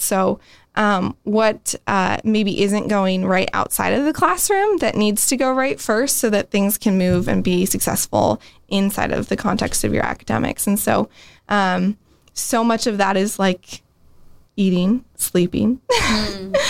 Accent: San Diego, California, United States; moved away as an adult; now in Steubenville, United States; I'm actually from San Diego, California, originally

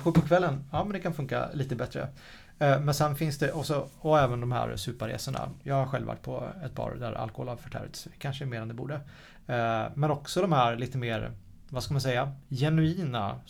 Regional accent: Sweden; som svensk

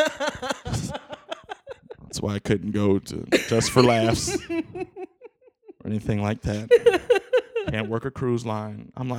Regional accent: United States; I'm American.

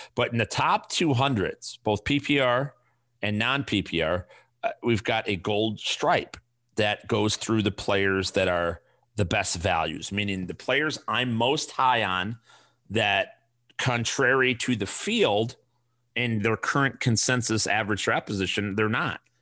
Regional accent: Chicago, Illinois, United States; accent: thick Chicago; now in Arizona, United States; I moved from Chicago, where I got my thick Chicago accent

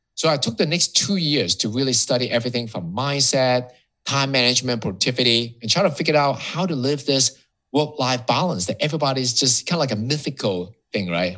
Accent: Hong Kong; moved away as an adult; now in Miami, United States; I was born and raised in Hong Kong. So that um, I'll call myself Hong Kongese

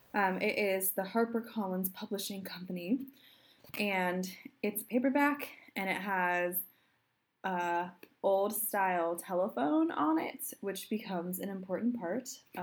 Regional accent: United States; I'm an American.

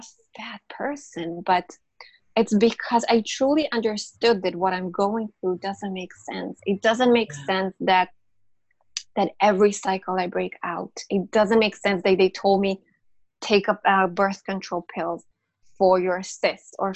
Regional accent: Israel; I'm from Israel.

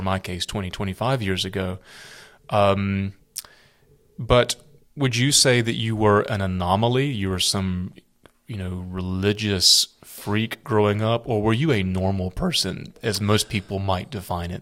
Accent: South Carolina, United States; I grew up in South Carolina

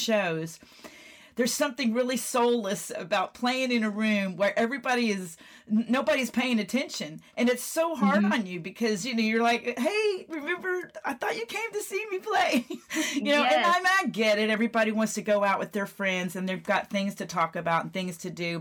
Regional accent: McKinney, Texas, United States; my hometown of McKinney, Texas.

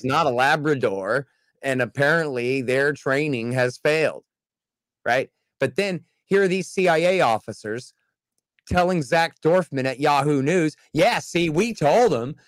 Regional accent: Texas, United States; I'm a Texan

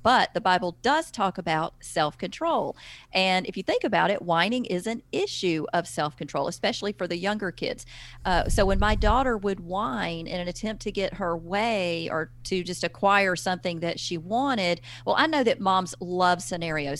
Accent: the South, United States; accent: Southern; now in Alabama, United States; I'm from the South. You cannot hide Southern. I live in Alabama.

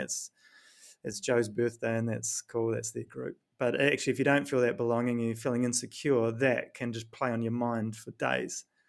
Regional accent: New Zealand; accent: New Zealand; moved away; my New Zealand accent

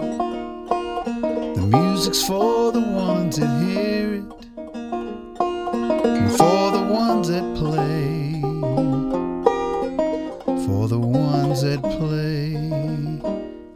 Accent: Bristol, Tennessee, United States; I grew up in Bristol, Tennessee

